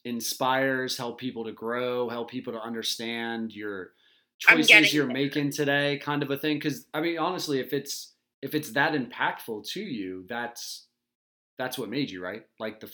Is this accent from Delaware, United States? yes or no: yes; Delaware, United States; I'm from Delaware, right?